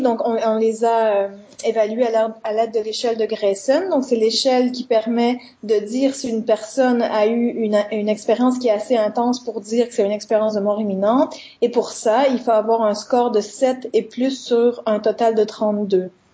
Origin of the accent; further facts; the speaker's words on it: Quebec, Canada; moved away as an adult; now in Liège, Belgium; je suis canadienne, hein, donc je suis québécoise, et je suis venue à Liège il y a trois ans